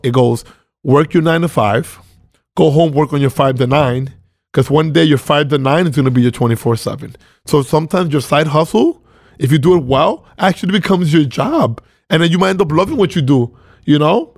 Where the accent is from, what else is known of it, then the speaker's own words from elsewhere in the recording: Venezuela; now in New York, United States; I was born in Venezuela, uh, two Dominican parents